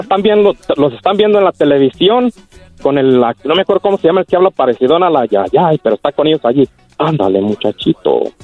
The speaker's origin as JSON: {"language": "Spanish", "town": "Casas Viejas", "region": "Michoacán", "country": "Mexico", "said": "mi tierra, Casaviejas, Michoacán, municipio Purándiro"}